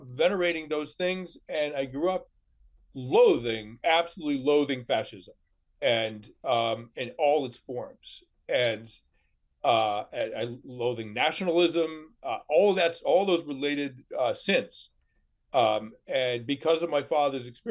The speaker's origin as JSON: {"language": "English", "area": "outside of Boston", "region": "Massachusetts", "country": "United States", "tie": "born or raised there", "said": "I grew up outside of Boston"}